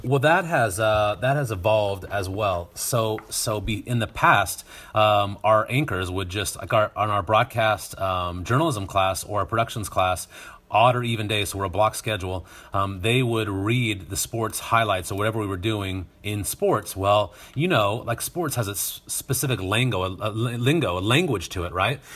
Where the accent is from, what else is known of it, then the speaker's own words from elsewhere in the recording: Northern Nevada, United States; also born or lived in Reno, Nevada; now in Rocklin, United States; I grew up in Northern Nevada and, uh, went to high school just south of Carson City, the capital